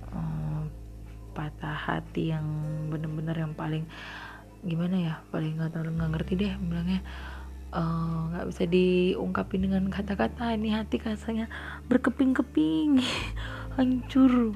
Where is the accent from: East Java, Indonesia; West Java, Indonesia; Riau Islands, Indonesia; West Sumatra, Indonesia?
West Sumatra, Indonesia; Padang; kita orang Padang